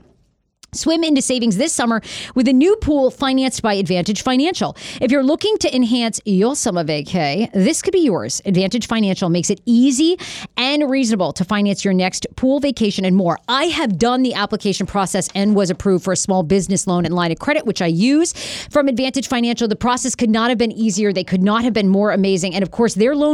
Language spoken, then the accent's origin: English; Maine, United States; I grew up in Maine